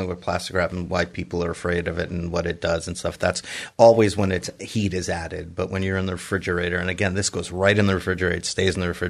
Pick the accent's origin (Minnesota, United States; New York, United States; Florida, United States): New York, United States; New York City; I grew up in Queens.